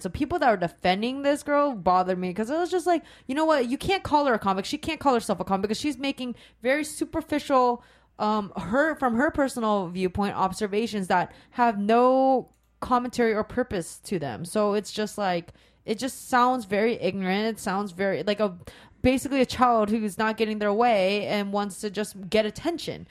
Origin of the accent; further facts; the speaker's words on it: Sacramento, California, United States; also born or lived in Rancho Cordova; I grew up in Sacramento